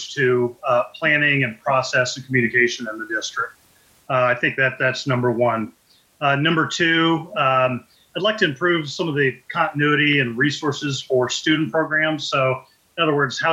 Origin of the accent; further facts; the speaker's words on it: Richmond, Indiana, United States; now in Fishers, United States; I grew up in Richmond, Indiana.